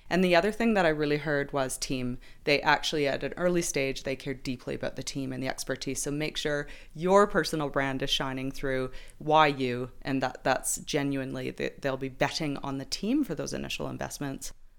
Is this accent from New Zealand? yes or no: yes; New Zealand; We're just randos from New Zealand.